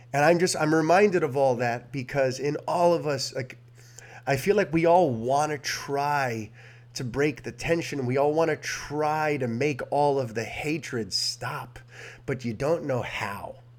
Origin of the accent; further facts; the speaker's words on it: New York City, New York, United States; I'm a Hispanic born and raised in New York City